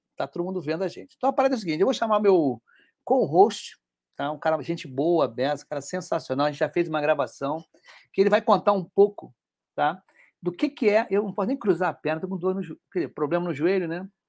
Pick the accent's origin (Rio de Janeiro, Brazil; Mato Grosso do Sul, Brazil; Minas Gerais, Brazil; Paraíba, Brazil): Rio de Janeiro, Brazil; Eu sou do Rio de Janeiro